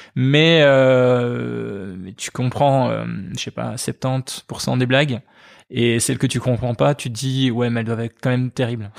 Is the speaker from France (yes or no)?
no; Liège, Wallonia, Belgium; also born or lived in Charleroi; J'ai grandi en partie à Liège. De 7 ans à 12 ans, j'étais à, Liège